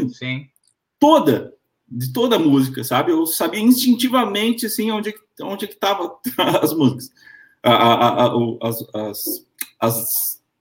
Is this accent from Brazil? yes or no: no; Panama; Na verdade, eu sou panamenho, eu nasci no Panamá, é, sou de mãe brasileira, por isso eu também falo em português, né? Eu aprendi as duas línguas ao mesmo tempo.